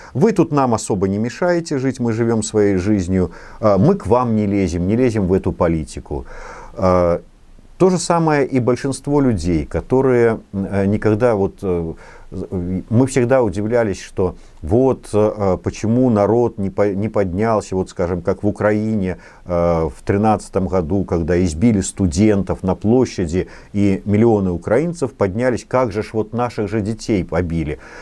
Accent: Belarus; мы не какие-то вот тутейшие, не русские со знаком качества, не может быть вот а, может быть, не до поляки какие-то, а именно белорусы

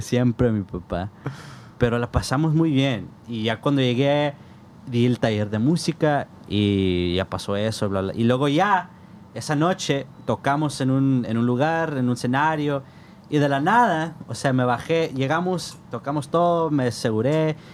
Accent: Tucson, Arizona, United States; moved away as an adult; now in Phoenix, United States; vivo en Phoenix, güey, pero soy de Tucson

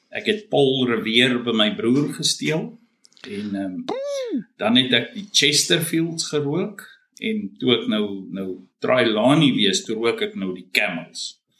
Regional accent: Nigel, Gauteng, South Africa; moved away as an adult; also born or lived in Belfast, Mpumalanga / Bronkhorstspruit; now in Australia; ek het maar groot geword mm -hmm. daar

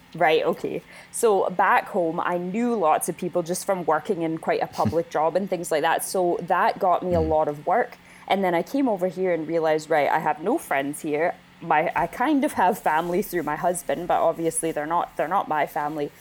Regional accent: Winnipeg, Manitoba, Canada; moved away as an adult; now in Scotland, United Kingdom; I am from Winnipeg, which is smack dab in the middle of Canada

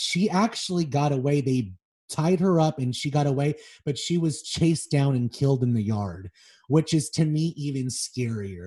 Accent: Los Angeles, California, United States; I grew up on Melrose and Wilcox until I was about seven years old

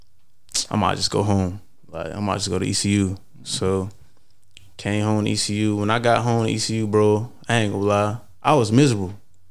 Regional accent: Los Angeles, California, United States; So I came from South Central

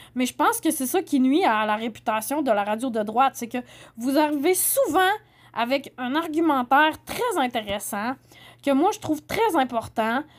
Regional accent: Saguenay, Quebec, Canada; moved away; je viens du Saguenay, je connais bien les régions. Euh, j'ai habité à Québec pendant 10 ans

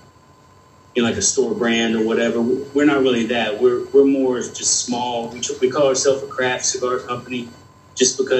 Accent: Dallas, Texas, United States; I'm from Dallas.

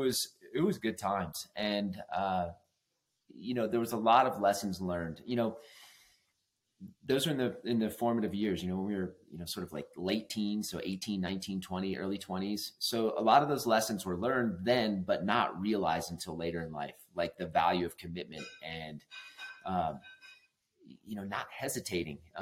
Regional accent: Atlanta, Georgia, United States; moved away as an adult; also born or lived in Durango, Colorado; I grew up in Atlanta, Georgia

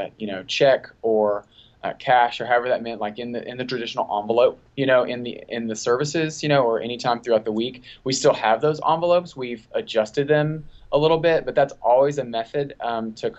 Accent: Texas, United States; now in Tennessee, United States; I was born and raised in Texas.

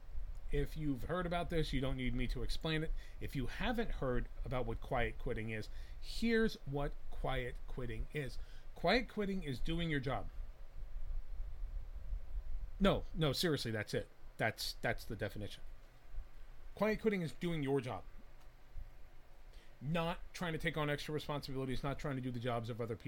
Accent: New Jersey, United States; moved away; I'm originally from Jersey

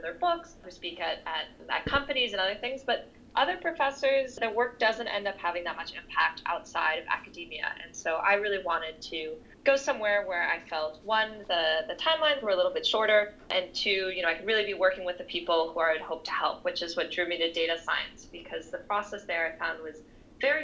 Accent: New York City, New York, United States; moved away as an adult; also born or lived in France; so I'm originally from New York City, and I'm actually living back here now.

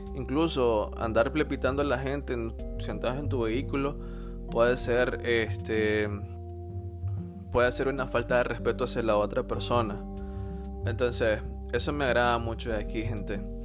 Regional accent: Nicaragua; now in England, United Kingdom

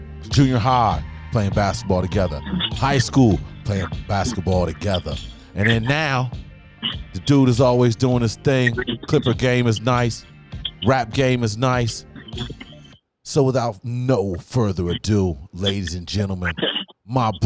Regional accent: Newark, Ohio, United States; I'm from Newark, Ohio, right. Originally.

